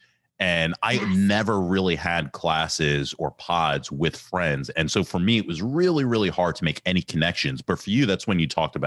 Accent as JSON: {"language": "English", "town": "Ambler", "region": "Pennsylvania", "country": "United States", "tie": "born or raised there", "said": "growing up in Ambler"}